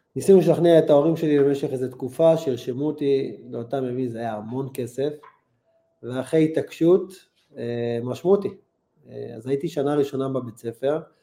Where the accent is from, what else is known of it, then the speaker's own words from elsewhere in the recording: Holon, Tel Aviv District, Israel; והייתי גר בחולון